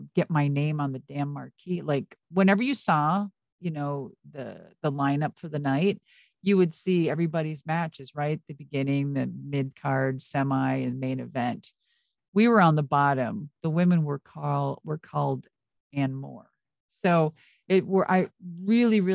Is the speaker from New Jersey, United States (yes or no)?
no; Minnesota, United States; moved away; I'm from Minnesota.